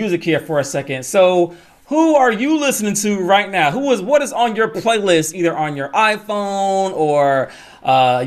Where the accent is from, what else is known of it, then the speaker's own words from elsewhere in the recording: Atlanta, Georgia, United States; Shout out to Atlanta. Mm-hmm. You know what I mean? That's my hometown.